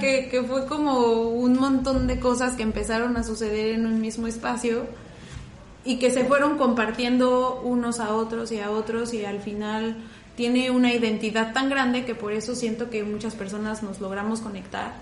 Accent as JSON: {"language": "Spanish", "country": "Mexico", "said": "yo soy una chica mexicana, bajita, robustita"}